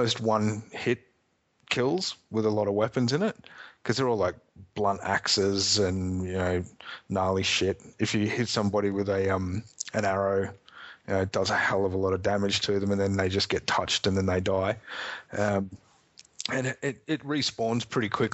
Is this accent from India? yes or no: no; Australia; I'm an Australian